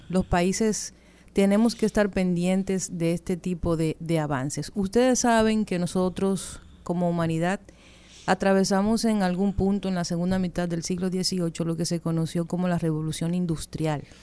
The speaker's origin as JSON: {"language": "Spanish", "country": "Dominican Republic", "said": "Yo creo que nosotros como República Dominicana tenemos una gran oportunidad."}